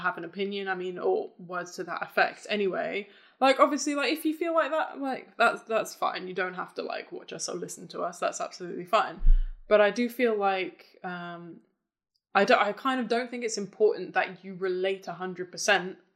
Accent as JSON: {"language": "English", "country": "United Kingdom", "said": "we're British"}